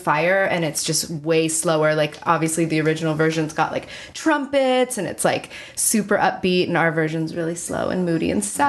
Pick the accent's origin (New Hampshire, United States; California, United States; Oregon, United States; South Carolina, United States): California, United States; So I'm from California.